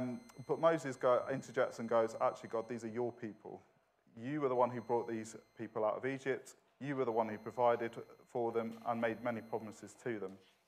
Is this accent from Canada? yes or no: no; Manchester, North West England, United Kingdom; accent: Manchester; I'm originally from the best city in the world, which is Manchester, although my accent has softened a little bit.